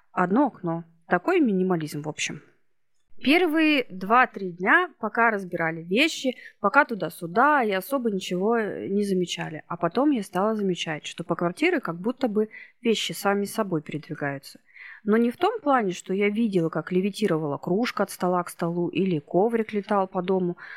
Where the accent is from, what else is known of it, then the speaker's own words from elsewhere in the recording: Irkutsk, Irkutsk Oblast, Russia; moved away as an adult; now in Novosibirsk, Russia; Я сама из Иркутска. Но несколько лет назад, лет восемь, мы с сыном приехали в Новосибирск.